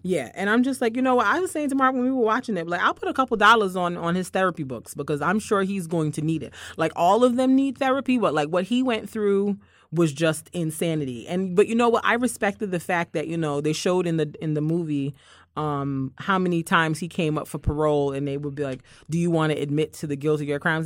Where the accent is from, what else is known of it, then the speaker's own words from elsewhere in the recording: Barbados; moved away; as a kid growing up in Barbados